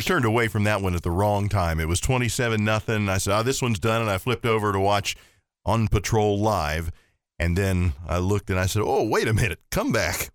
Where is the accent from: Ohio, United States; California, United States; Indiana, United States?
Ohio, United States; now in Horry County, United States; I grew up in Ohio, lived here